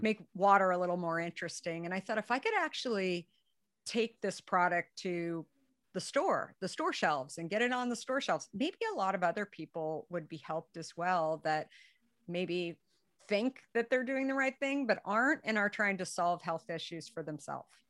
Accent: Arizona, United States; being a redhead, growing up in Arizona

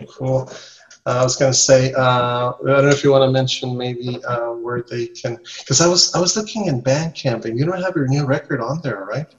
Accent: Nicaragua; English is a second language; moved away as an adult; also born or lived in Costa Rica; now in Mexico; I'm from Central America. I was born in, in Nicaragua. In, nice. Well, in Costa Rica actually, but raised in Nicaragua.

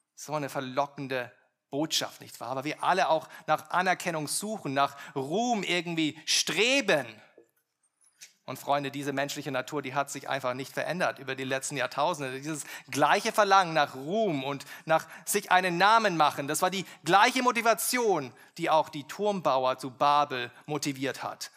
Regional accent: Germany; wir als, als Deutsche

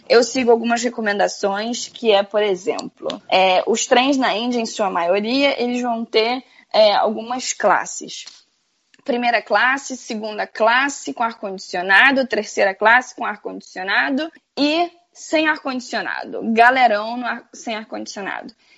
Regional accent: Rio de Janeiro, Brazil; moved away; eu venho do Rio de Janeiro

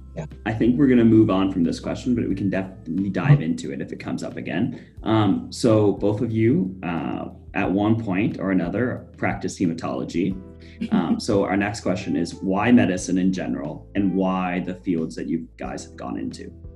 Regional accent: Halifax, Nova Scotia, Canada; moved away; I'm from Halifax originally

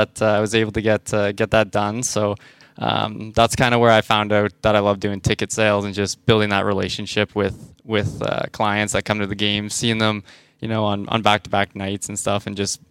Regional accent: Waterdown, Ontario, Canada; also born or lived in Edmonton / St. Catharines; now in Belleville, Canada; I grew up in a smaller town called Waterdown, just outside of like Burlington.

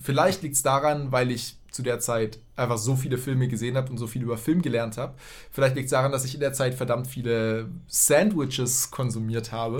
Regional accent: Tübingen, Baden-Württemberg, Germany; moved away as an adult; also born or lived in Berlin; von Tübingen, wo ich aufgewachsen bin

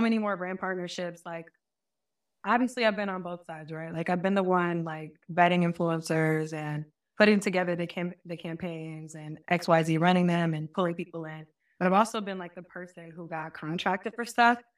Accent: Marietta, Georgia, United States; also born or lived in Albany, Georgia; I used to be, like, Marietta, Cobb County

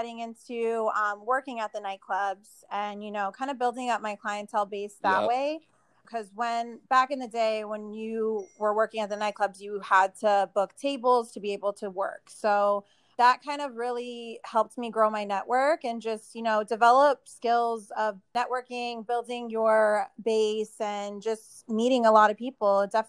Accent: Arizona, United States; also born or lived in Las Vegas; And then I realized that, you know, I'm from Arizona. I've already like, you know, experienced everything that I felt Arizona had to offer me at that time.

